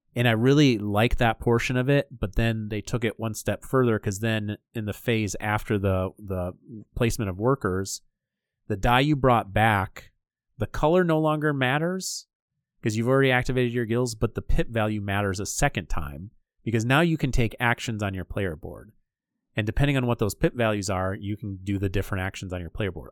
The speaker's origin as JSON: {"language": "English", "region": "Michigan", "country": "United States", "said": "we're from Michigan"}